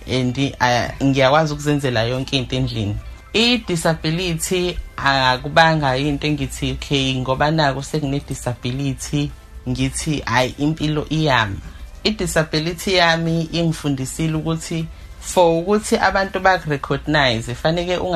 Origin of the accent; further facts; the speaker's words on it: Umzimkhulu, KwaZulu-Natal, South Africa; now in Bonela, South Africa; ngikhulele endaweni ekuthiwa isemvubukazi ngikhuliswa ugogwami ngihlala eBonela